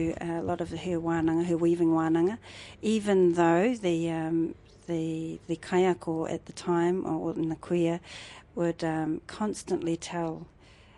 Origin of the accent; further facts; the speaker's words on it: Hamilton, Waikato, New Zealand; moved away as an adult; also born or lived in Rotorua / Ōtaki; now in Palmerston North, New Zealand; I was brought up in Kirikiriroa in Hamilton